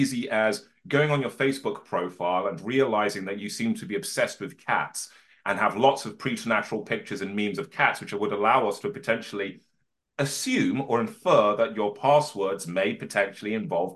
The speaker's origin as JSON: {"language": "English", "town": "Birmingham", "region": "West Midlands", "country": "United Kingdom", "tie": "born or raised there", "said": "I was born in Birmingham in the 1980s"}